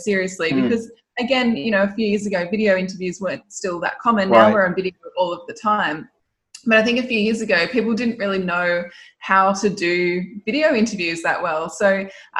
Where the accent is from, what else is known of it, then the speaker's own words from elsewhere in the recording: Sydney, New South Wales, Australia; also born or lived in Canada / United Kingdom; I'm from Australia, so from the great land down under in Sydney, and have grown up there